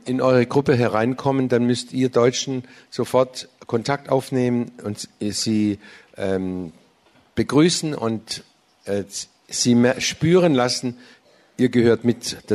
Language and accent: German; United States; now in Germany; sie wussten es ist keine äh, thailändische Gemeinde sondern ich bin auch in, als Amerikaner hier äh, zu Hause